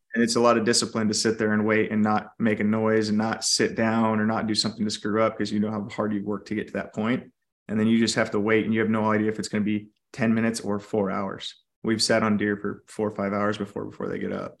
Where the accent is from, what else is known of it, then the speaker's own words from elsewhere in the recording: California, United States; now in Idaho, United States; I actually grew up in California